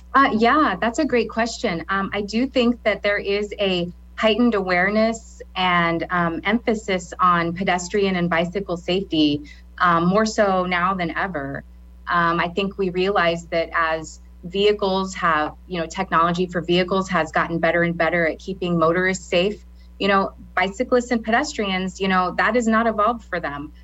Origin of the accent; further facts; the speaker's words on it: Lincoln, Nebraska, United States; also born or lived in Garden City, Kansas; originally, I'm from Garden City, Kansas, um, but I moved here when I was in third grade. So I kind of consider myself a, na- a native Lincolnite, um, Nebraskan